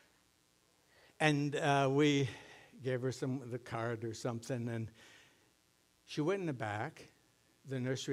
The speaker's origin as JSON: {"language": "English", "town": "Sunburg", "region": "Minnesota", "country": "United States", "tie": "born or raised there", "said": "growing up in Sunburg."}